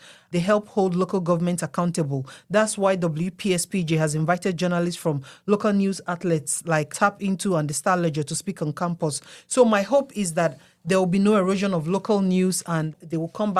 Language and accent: English; Nigeria; myself, my humble self from Nigeria. I was the student graduate liaison, and I'm from Nigeria.